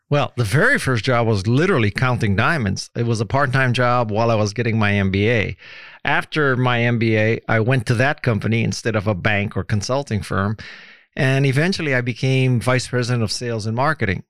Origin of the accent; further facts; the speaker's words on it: Hawaii, United States; moved away; also born or lived in San Francisco; growing up in Hawaii